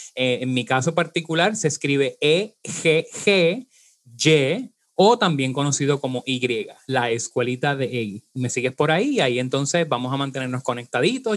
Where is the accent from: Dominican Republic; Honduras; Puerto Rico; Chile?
Puerto Rico; nosotros eh, tenemos unas cualidades, por ejemplo, arrastramos la eje, decimos ajo